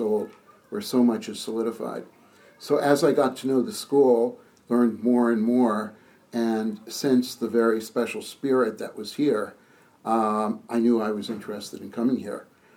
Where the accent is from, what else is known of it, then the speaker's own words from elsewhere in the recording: outside of Boston, Massachusetts, United States; moved away as an adult; also born or lived in Princeton, New Jersey / Nashville, Tennessee; now in Maryland, United States; I grew up outside of Boston and lived there my entire life